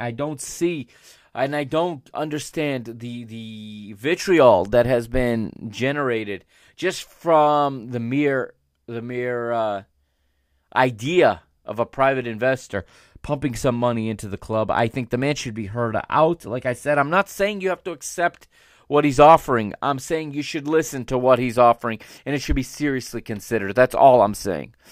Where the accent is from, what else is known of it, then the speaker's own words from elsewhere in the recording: United States; I am an American